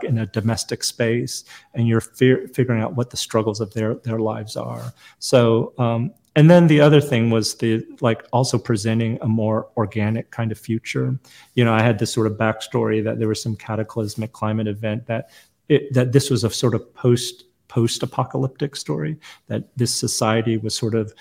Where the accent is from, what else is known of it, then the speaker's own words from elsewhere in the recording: United States; also born or lived in South Korea; I was born in Korea, but I came to America very young. I was a toddler.